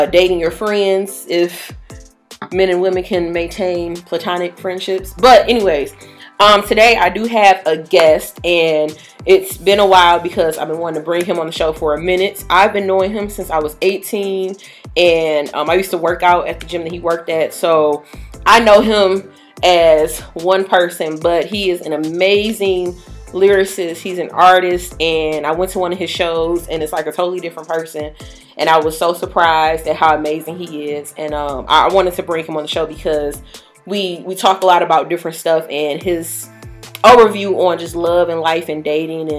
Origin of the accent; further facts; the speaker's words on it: Detroit, Michigan, United States; we're from Detroit, Michigan